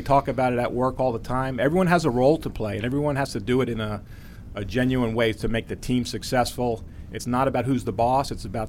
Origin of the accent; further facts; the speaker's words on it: Huntington, New York, United States; I'm from Huntington, New York, Long Island.